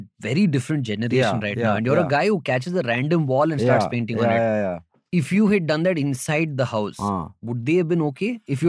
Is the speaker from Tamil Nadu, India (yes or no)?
no; Bangalore, Karnataka, India; So I'm from Bangalore